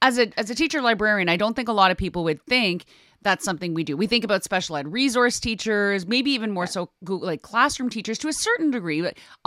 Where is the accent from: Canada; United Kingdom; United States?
Canada; We are known globally by maybe half a dozen people as the Canadian Gens.